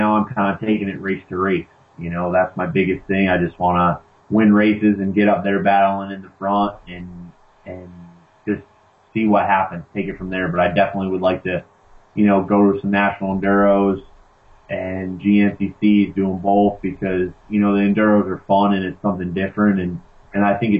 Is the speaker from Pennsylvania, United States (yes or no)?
yes; Northeast Pennsylvania, United States; I'm from Northeast Pennsylvania, so it's like what I ride at home